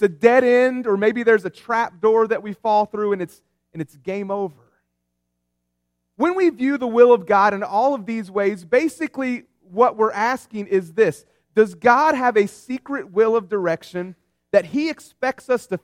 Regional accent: West Virginia, United States; I grew up in West Virginia

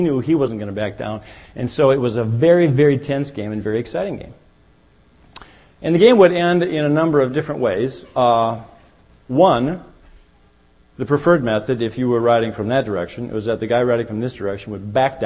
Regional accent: Minnesota, United States; I grew up in Minnesota where there are many lakes

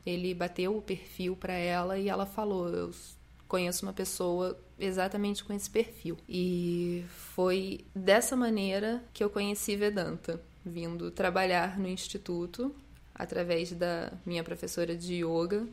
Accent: Petrópolis, Rio de Janeiro, Brazil; moved away as an adult; now in Rio de Janeiro, Brazil; saí de Petrópolis, que foi onde eu fui criada, vim para o Rio de Janeiro morar com o meu namorado

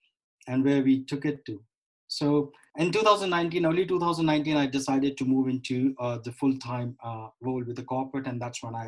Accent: India; I was born and raised in India in the family of accommodations.

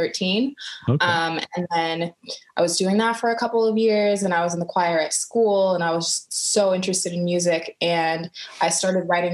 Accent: Orange County, California, United States; moved away as an adult; now in Los Angeles, United States; I grew up in Orange County.

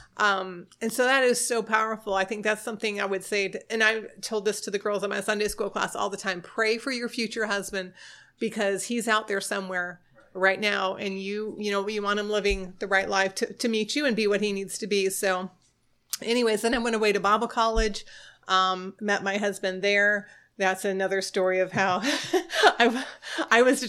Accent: Florida, United States; also born or lived in New York State; Well, I was born in New York State, like my husband said, and when I was 9, we moved to Florida

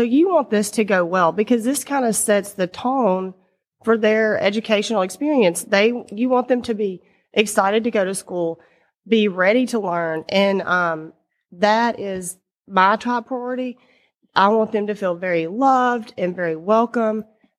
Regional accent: Louisiana, United States; Yes, I'm from Louisiana, and I loved school growing up.

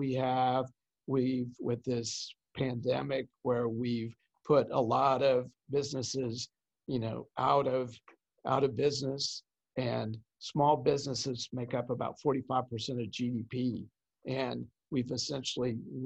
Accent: Kansas City, United States; I'm a Kansas City boy, so I'm from the Midwest

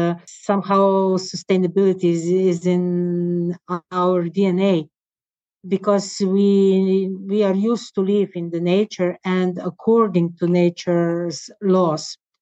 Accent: Slovenia; I decided to move back to my hometown to be with them, around them.

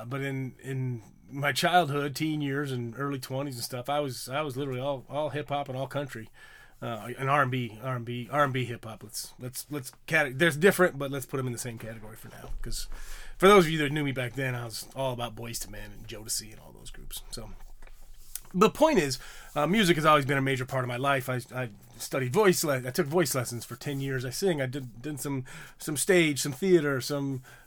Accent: Illinois, United States; I grew up in Illinois. I grew up in the Midwest and wasn't really close to any major city.

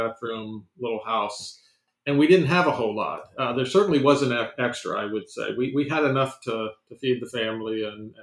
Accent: Sterling, Virginia, United States; I grew up in Sterling Park, which is right near Dulles Airport.

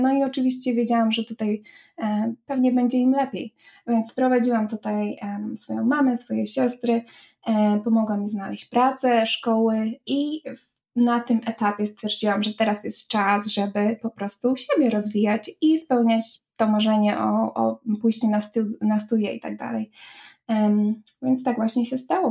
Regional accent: Poland; moved away as an adult; now in Ireland

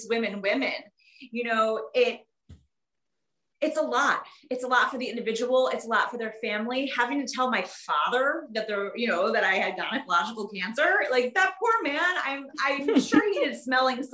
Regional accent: Detroit, Michigan, United States; Detroit, because that's where I grew up

